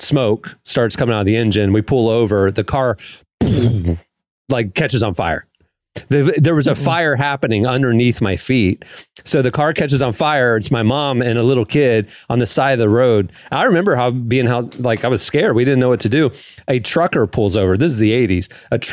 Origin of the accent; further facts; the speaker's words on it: the South, United States; I'm from the South